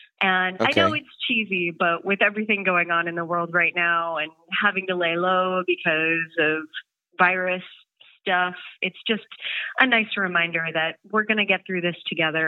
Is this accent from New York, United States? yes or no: no; Portland, Maine, United States; now in Amsterdam, Netherlands; especially from the region where I came from. So I moved to Amsterdam from Portland, Maine.